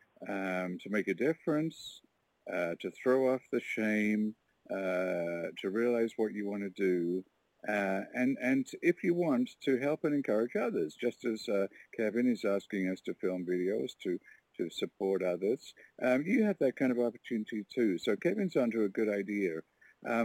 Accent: Warkworth, Ontario, Canada

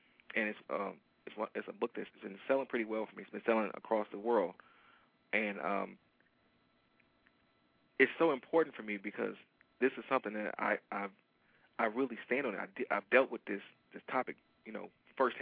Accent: Detroit, Michigan, United States; I am from Detroit. And Detroiters are very loyal to their sports teams

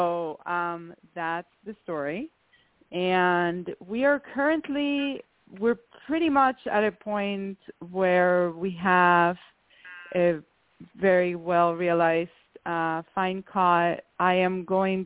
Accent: Venezuela; I come from the Venezuelan aristocracy

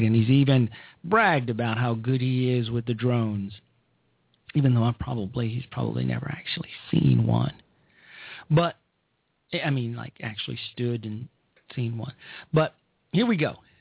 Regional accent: Chicago, Illinois, United States; I am from Chicago. I'm from the south side of Chicago

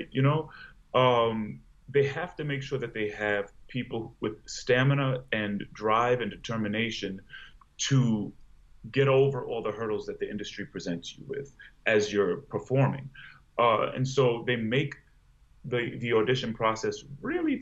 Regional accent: Long Island, New York, United States; I grew up in Long Island. I'm a first-generation American

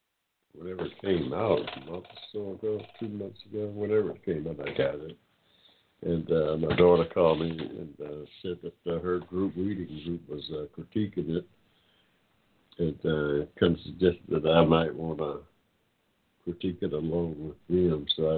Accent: United States; I'm an American of African descent. My family's been here in this country 7 generations. We go back to 1784 directly, and probably back further than that.

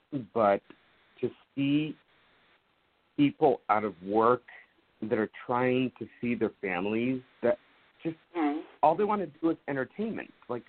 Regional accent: Orange County, California, United States; You know, I'm from Orange County.

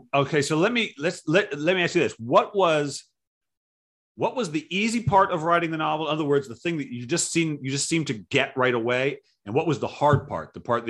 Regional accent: Providence, Rhode Island, United States; Where I grew up in the Providence, in Rhode Island.

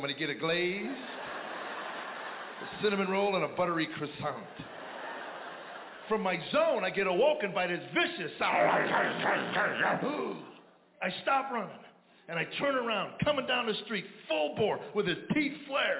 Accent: Chicago, Illinois, United States; I grew up in Chicago. I thought I knew what winter was until I went to North Dakota.

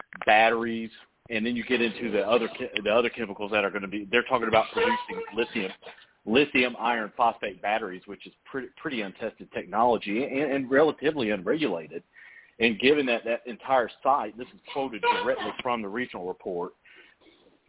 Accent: Gwinnett County, Georgia, United States; now in Eastern Georgia, United States; I grew up in Gwinnett County, farmer in Gwinnett County

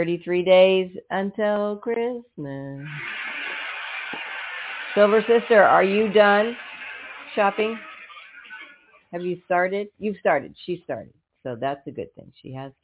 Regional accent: United States; We're American

